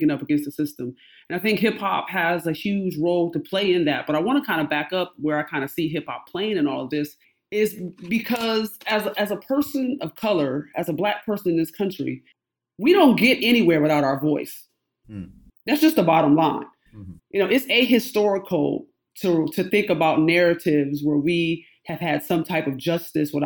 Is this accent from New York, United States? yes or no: yes; Rochester, New York, United States; moved away as an adult; now in Georgia, United States; a kid growing up in Rochester, New York.